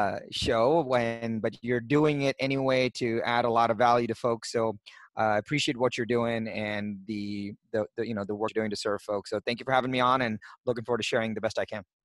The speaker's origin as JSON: {"language": "English", "country": "India", "tie": "born or raised there", "said": "I was born in India"}